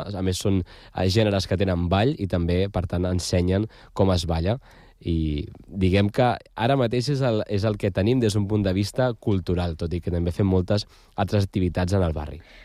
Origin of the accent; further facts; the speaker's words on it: Badalona, Catalonia, Spain; els que som de Canyet